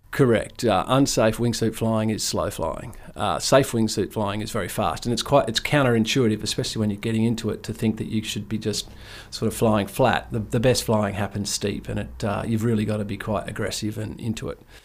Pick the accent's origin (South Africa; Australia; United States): Australia; Ord River, Kimberley, Western Australia; growing up on the Ord River with, with not, not a whole lot of rules was was a privilege, really